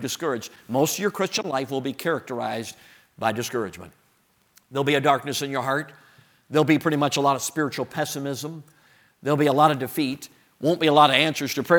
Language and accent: English; Chicago, Illinois, United States; I grew up in Chicago.